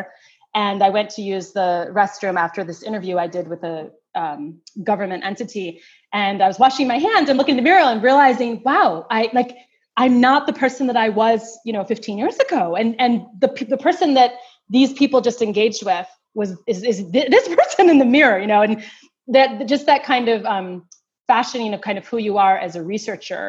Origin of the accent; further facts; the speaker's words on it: United States; I'm an African-American woman, you know, from a mixed race background.